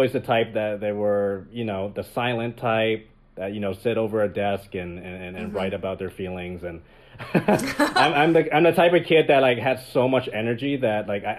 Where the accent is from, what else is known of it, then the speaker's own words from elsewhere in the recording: Richmond, British Columbia, Canada; moved away as an adult; now in Los Angeles, United States; I'm from Vancouver. Okay. Yeah. I grew up there, born and raised. I moved to LA when I was... I think it's now been 11 years. I've been in LA for 11 years.